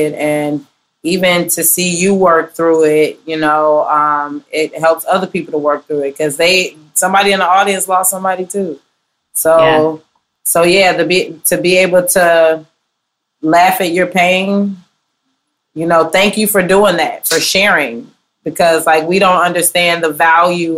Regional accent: Chicago Heights, Illinois, United States; I'm from Chicago Heights. I'm from the burbs.

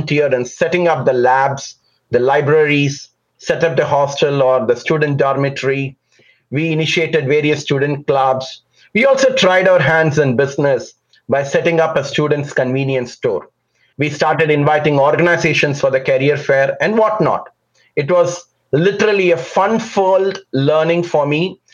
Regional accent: Chennai, Tamil Nadu, India; I was born and raised in a large metropolitan city called Chennai. The old name was Madras in South India.

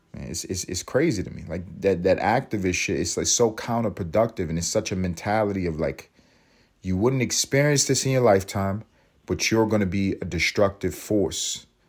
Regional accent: United States; As an American

